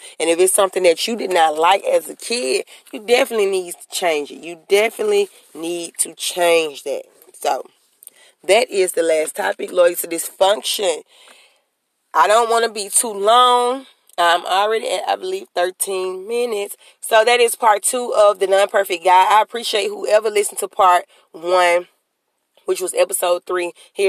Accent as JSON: {"language": "English", "town": "New Orleans", "region": "Louisiana", "country": "United States", "said": "I mean, me personally, I'm from Central City Projects."}